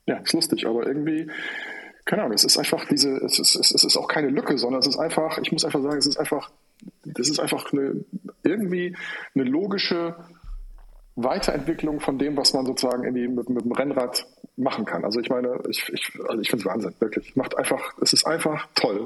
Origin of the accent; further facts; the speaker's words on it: Rhineland, Germany; moved away as an adult; also born or lived in Cologne; now in Hamburg, Germany; ich bin eigentlich äh, gebürtiger Rheinländer